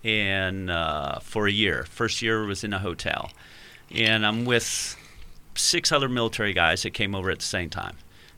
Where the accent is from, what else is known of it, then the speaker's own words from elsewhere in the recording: Yorktown, Virginia, United States; So I grew up in Yorktown, Virginia, and I had grandparents in Florida and Indiana, so you could drive there.